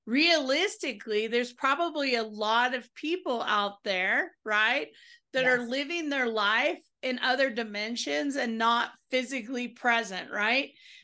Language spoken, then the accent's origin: English; the South, United States; You can tell I'm from the South.